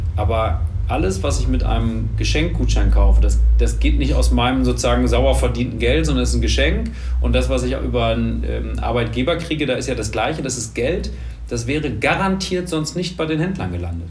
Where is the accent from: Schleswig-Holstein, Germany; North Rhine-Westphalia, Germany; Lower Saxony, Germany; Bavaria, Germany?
North Rhine-Westphalia, Germany; Münster; moved away as an adult; also born or lived in Hamburg; now in Düsseldorf, Germany; Gebürtig aus Münster, mhm. äh, da ganz lange, dann lange Hamburg und jetzt seit drei Jahren Düsseldorf